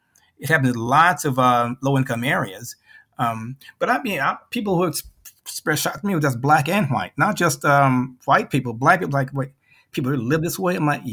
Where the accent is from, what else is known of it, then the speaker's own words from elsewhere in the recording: the South, United States; I'm from the South. We were trained, okay, well, things are going to be better up North.